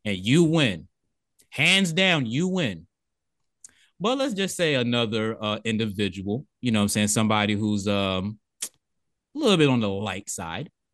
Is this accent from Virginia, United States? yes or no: yes; Virginia, United States; now in Atlanta, United States; I'm from Virginia